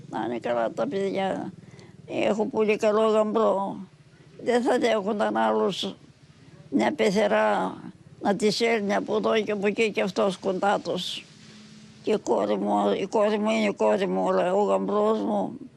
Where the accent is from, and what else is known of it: Thessaly, Greece